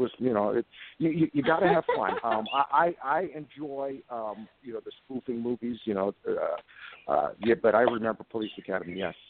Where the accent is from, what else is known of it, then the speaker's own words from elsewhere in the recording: Fort Buckner, Okinawa, Japan; I used to watch all those old TV shows growing up on Fort Buckner, Okinawa